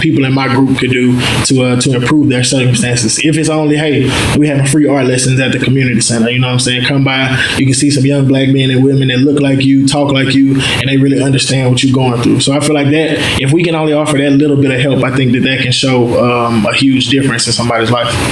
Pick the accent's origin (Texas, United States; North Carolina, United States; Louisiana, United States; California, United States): Louisiana, United States; Mansfield; also born or lived in Baton Rouge, Louisiana; I'm from North Louisiana, Mansfield. It's a real small place. You got one of everything: one high school, one McDonald's, one Walmart